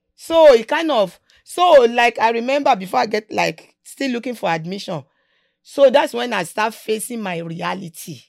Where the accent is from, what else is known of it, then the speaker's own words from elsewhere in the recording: Nigeria; moved away as an adult; now in United States; growing up in Nigeria, when we are young.